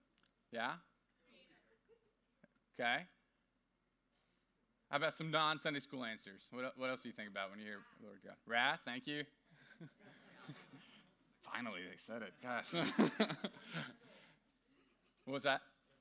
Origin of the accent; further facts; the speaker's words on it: Houston, Texas, United States; I just moved here about 4 or 5 months ago, and I was from Houston, Texas, originally.